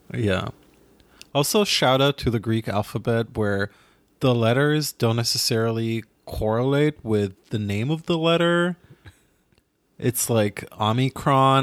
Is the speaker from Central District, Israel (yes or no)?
yes; Ra'anana, Central District, Israel; my hometown, it is Rwanana